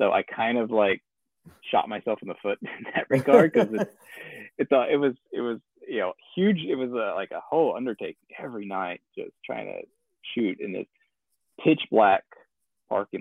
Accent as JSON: {"language": "English", "region": "Arkansas", "country": "United States", "tie": "born or raised there", "said": "I live in Arkansas right now. So, that was kind of, I thought, if nothing else, like, I'm going to shoot it here in my hometown"}